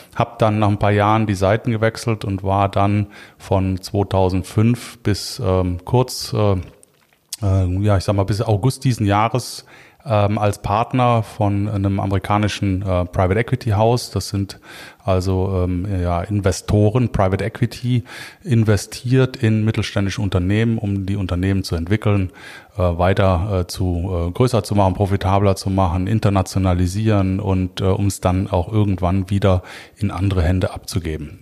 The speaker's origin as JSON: {"language": "German", "town": "Cologne", "region": "North Rhine-Westphalia", "country": "Germany", "said": "als Kölner äh, ist natürlich das Kölsche Grundgesetz für mich maßgeblich"}